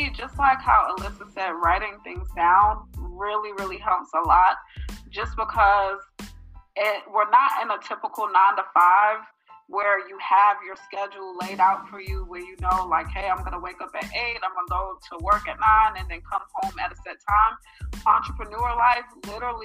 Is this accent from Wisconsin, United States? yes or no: no; New York City, New York, United States; now in Atlanta, United States; I am 27 years old from Queens, New York. I do live in Atlanta.